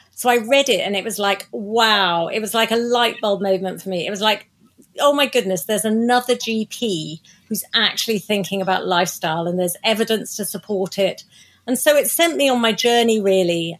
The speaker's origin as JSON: {"language": "English", "town": "Croydon", "region": "London", "country": "United Kingdom", "tie": "born or raised there", "moved": "as an adult", "lives_now": "Oxfordshire, United Kingdom", "said": "I was born in Surrey in South Croydon, um, in Surrey, which is where I grew up"}